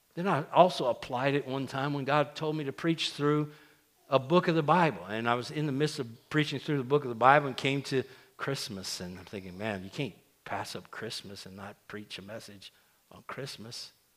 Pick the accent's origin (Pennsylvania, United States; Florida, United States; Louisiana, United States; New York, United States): Louisiana, United States; South; now in Central Louisiana, United States; where I grew up in South Louisiana